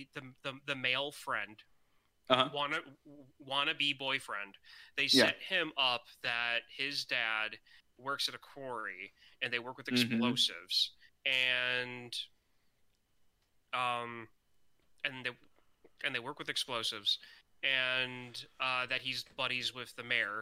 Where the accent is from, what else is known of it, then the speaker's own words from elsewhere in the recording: United States; I'm an American